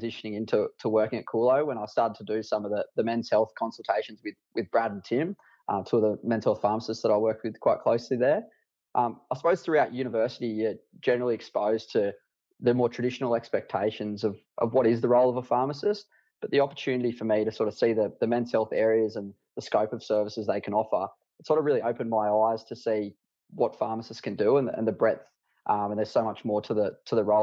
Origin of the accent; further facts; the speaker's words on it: Dubbo, New South Wales, Australia; set up a satellite men's health clinic out of my hometown at Dubbo